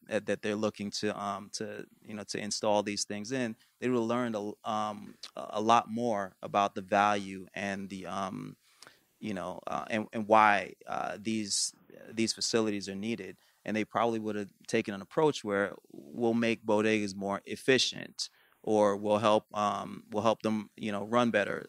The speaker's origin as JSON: {"language": "English", "region": "New York", "country": "United States", "tie": "born or raised there", "said": "I grew up in New York"}